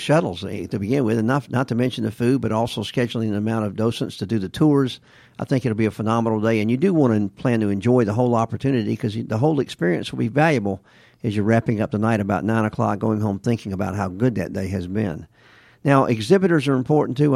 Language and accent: English; Alabama, United States; I'm from Alabama.